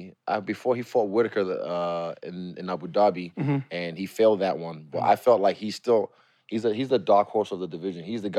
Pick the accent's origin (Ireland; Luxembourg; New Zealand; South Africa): New Zealand; also born or lived in Nigeria; I'm Nigerian. Football's not my thing. I'm from New Zealand. I don't play rugby, you know.